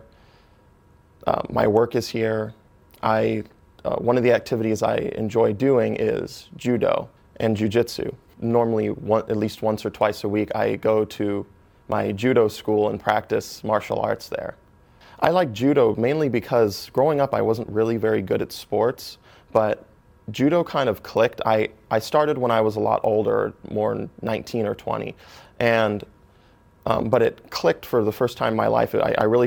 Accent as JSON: {"language": "English", "town": "Orlando", "region": "Florida", "country": "United States", "tie": "born or raised there", "also_born_or_lived": "Grants Pass, Oregon / Wisconsin", "said": "I grew up 8 years of my life in Utzberg, Wisconsin. And I then moved to the Orlando area in Florida, which is where I've lived most of my life"}